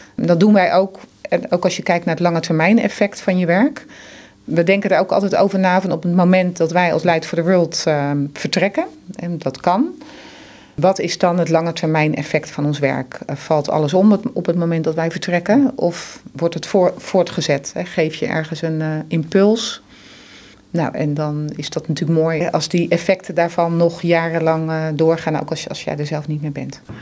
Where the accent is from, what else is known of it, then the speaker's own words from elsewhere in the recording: Netherlands; wij als Nederlanders